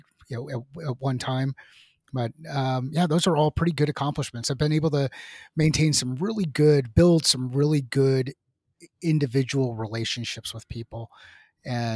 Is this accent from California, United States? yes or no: yes; Southern California, United States; moved away as an adult; also born or lived in New York / Seattle; now in Arizona, United States; I am originally from New York, went to high school in Southern California